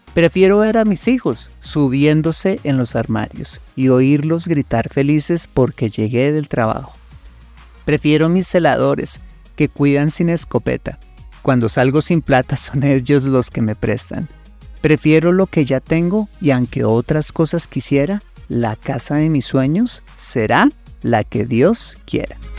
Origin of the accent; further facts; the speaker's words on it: Colombia; Un ejemplo colombiano. Uno de los platos típicos más deliciosos en mi país es la bandeja paisa